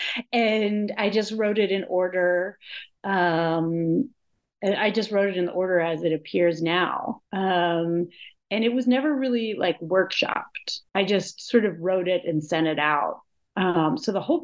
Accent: Pittsburgh, Pennsylvania, United States; I grew up in Pittsburgh, Pennsylvania

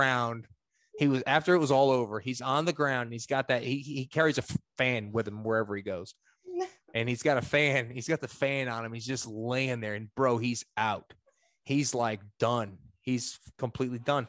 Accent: New York, United States; moved away as an adult; now in Kentucky, United States; I'm a New Yorker

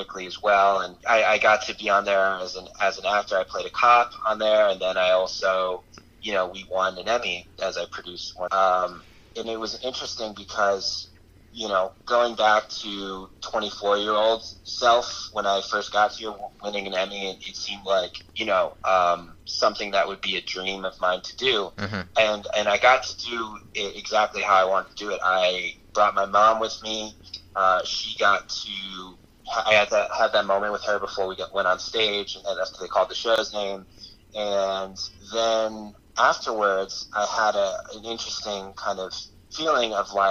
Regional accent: Albany, New York, United States; moved away as an adult; also born or lived in Los Angeles; I'm from Albany area

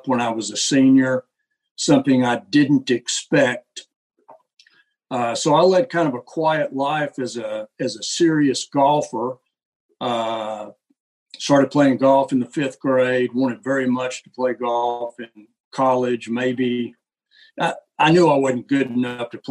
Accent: Tyler, Texas, United States; now in Austin, United States; I'm from Tyler, Texas

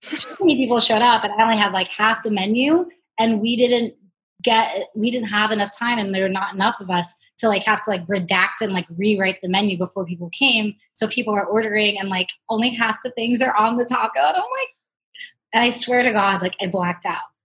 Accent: United States; moved away as an adult; also born or lived in Islington, London; I'm an American, I couldn't own a business there

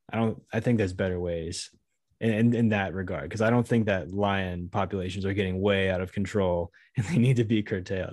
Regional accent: Southeast, United States; I grew up in the Southeast

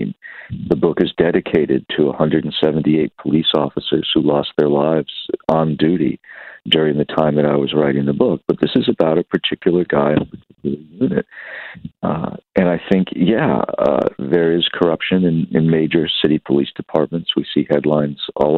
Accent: New York City, New York, United States; moved away; also born or lived in California; I was born in New York City, born on Staten Island

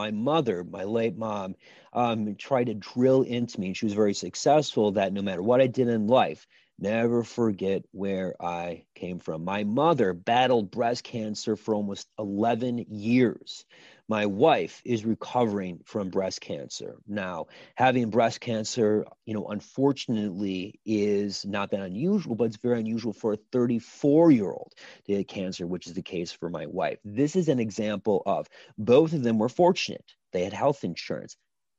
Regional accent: Little Chute, Wisconsin, United States; I grew up in Little Shoe, Wisconsin, son of a Lutheran pastor on a little old street called Carolyn Drive. On that street, seemingly every parent worked in a paper mill.

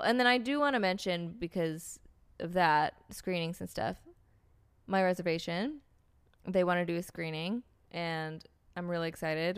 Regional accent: United States; as an American

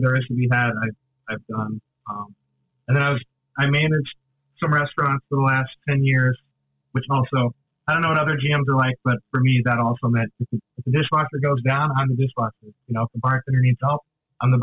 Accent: Michigan, United States; moved away as an adult; also born or lived in Boston; now in Chicago, United States; I grew up about 2 hours away in Michigan.

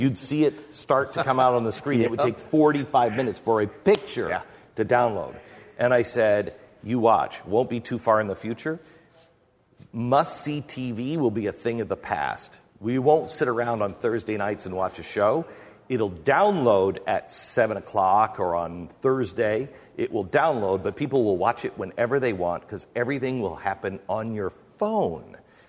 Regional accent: Mount Vernon, United States; I grew up in Mount Vernon. There were farms there.

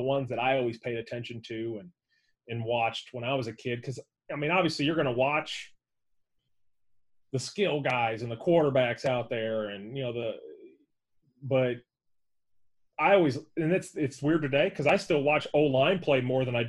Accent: St. Louis, Missouri, United States; growing up in St. Louis when it was the greatest show on turf

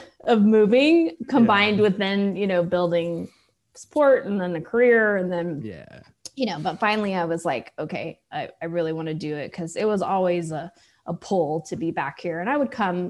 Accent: Austin, Texas, United States; also born or lived in Iceland; I was actually born in Iceland and then have been in Austin since I was two

